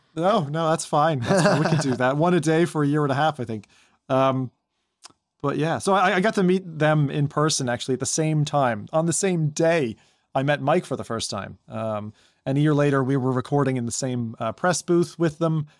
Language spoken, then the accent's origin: English; Toronto, Ontario, Canada; in my hometown